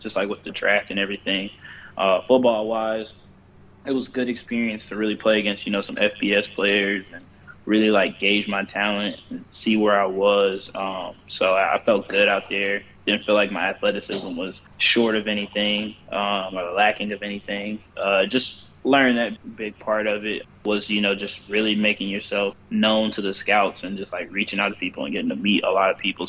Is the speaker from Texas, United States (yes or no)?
no; Charlotte, North Carolina, United States; when I was growing up in Charlotte as a kid